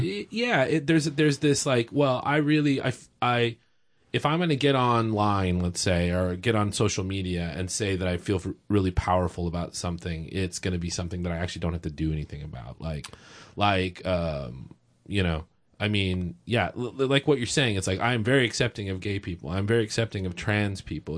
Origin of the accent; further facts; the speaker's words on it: Texas, United States; now in Oregon, United States; I'm from Texas